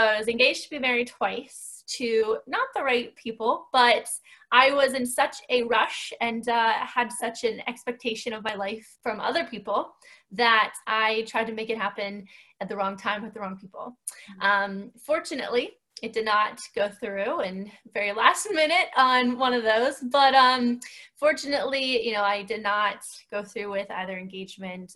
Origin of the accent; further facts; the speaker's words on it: Northwestern Pennsylvania, United States; moved away as an adult; now in near Philadelphia, United States; I hail from Northwestern Pennsylvania. I grew up there, very rural area